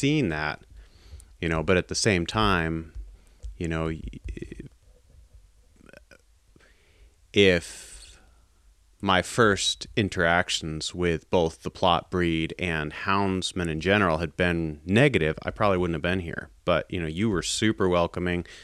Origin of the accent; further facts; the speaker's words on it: East Coast, United States; I'm from the East Coast